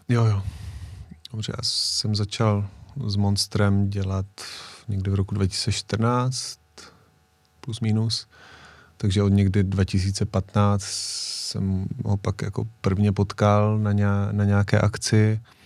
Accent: Czechia; jsem z Česka

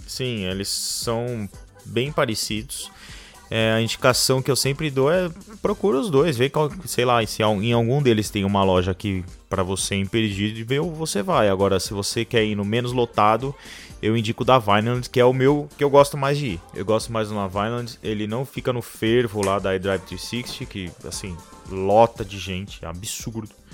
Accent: Brazil; eu nasci, eu nasci no Brasil erradamente. Eu, eu nasci no país errado

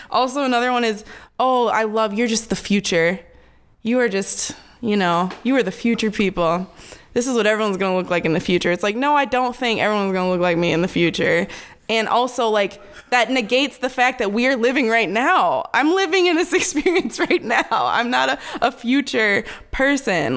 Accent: Minneapolis, Minnesota, United States; also born or lived in Wisconsin; I grew up in South Minneapolis

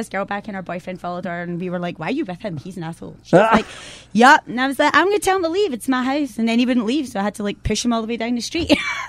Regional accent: Scotland, United Kingdom; accent: Glaswegian; moved away; also born or lived in San Diego; we came from San Diego today, but obviously from Scotland initially

